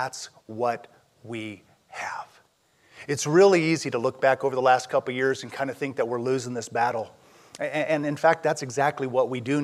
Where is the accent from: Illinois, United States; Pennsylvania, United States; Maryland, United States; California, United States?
California, United States; Southern; I'm from Southern California